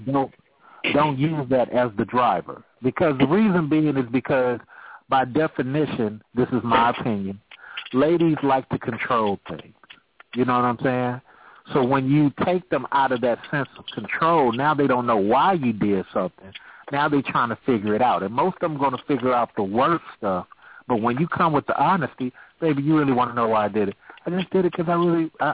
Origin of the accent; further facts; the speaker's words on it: Oakland, California, United States; I'm from Oakland, California